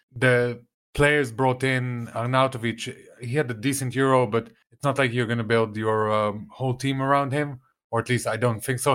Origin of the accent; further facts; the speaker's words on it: Italy; now in Tel Aviv, Israel; I, I grew up in Italy. I spent most of my childhood there